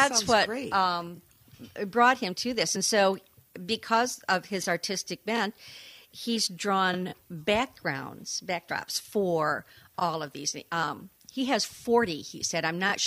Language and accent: English; Rosebush, Michigan, United States; now in Saugatuck, United States; I was born in Greater Downtown Rosebush, Michigan.